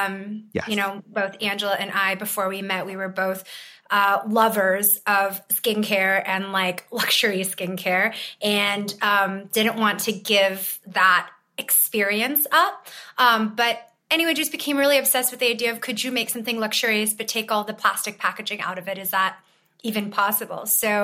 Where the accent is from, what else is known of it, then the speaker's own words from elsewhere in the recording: Berkeley, California, United States; also born or lived in China; I'm originally from China, but grew up in Berkeley, California.